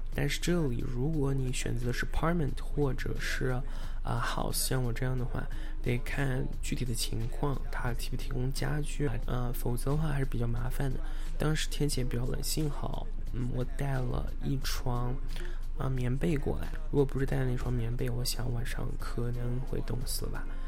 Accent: Anhui, China; moved away as an adult; now in Los Angeles, United States; 我来自安徽

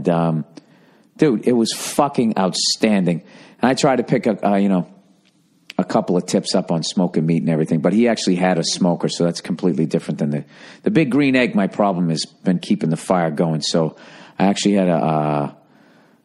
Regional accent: Northeast, United States; we're growing up in the Northeast

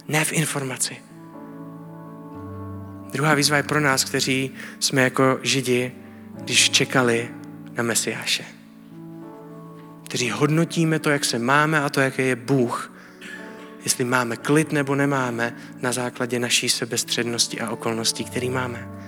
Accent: Czechia; A jsem Čech, ale jsem následovník Ježíše Krista.

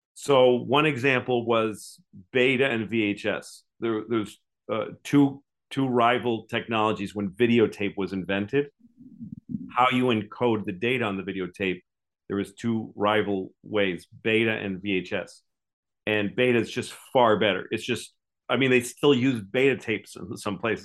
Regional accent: New England, United States; I grew up in New England, which is a donut place because it's cold

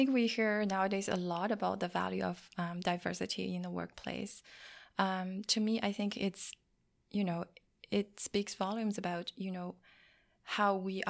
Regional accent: China; English is a second language; moved away; I came from China many years ago, and there's a big cultural difference between what we do in China and what we do here.

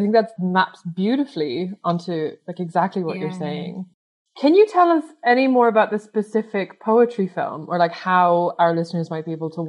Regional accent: Ireland; now in Scotland, United Kingdom; as an Irish immigrant in Scotland

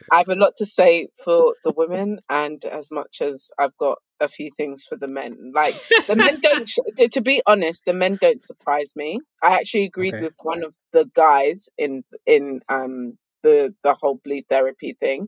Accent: Zimbabwe; I'm from Zimbabwe

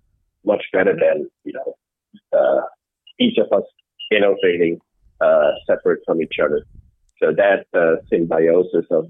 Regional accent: Amsterdam, North Holland, Netherlands; also born or lived in Rotterdam, Netherlands; I grew up in the Netherlands, in Amsterdam

